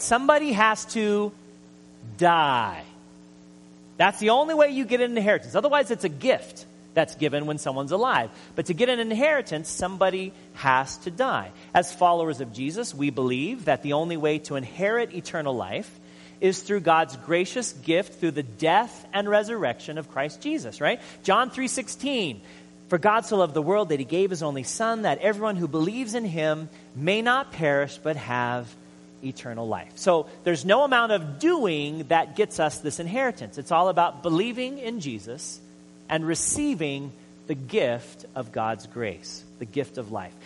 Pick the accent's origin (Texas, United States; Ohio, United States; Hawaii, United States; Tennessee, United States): Hawaii, United States; I'm from Hawaii